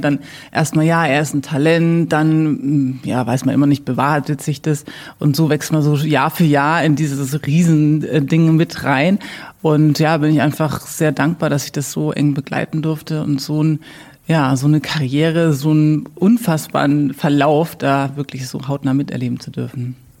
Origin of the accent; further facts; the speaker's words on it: Würzburg, Bavaria, Germany; also born or lived in United States; mich zieht's schon wieder zurück in die Heimat und habe dann hier mein Studium beendet